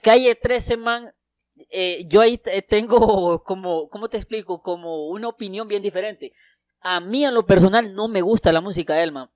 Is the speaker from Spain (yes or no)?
no; Santa Rosa de Copán, Copán, Honduras; also born or lived in Tegucigalpa; vine aquí eh, cuando tenía seis años y aquí he crecido. O sea, me siento realmente que soy de Santa Rosa